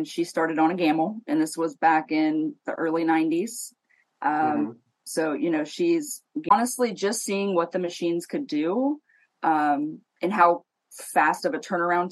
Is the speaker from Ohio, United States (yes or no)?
yes; Ohio, United States; I am from Ohio